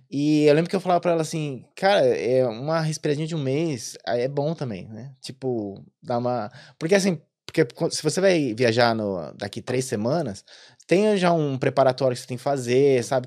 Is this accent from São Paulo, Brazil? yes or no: yes; São Paulo, Brazil; moved away as an adult; also born or lived in Maranhão; now in Ireland; eu sou de São Paulo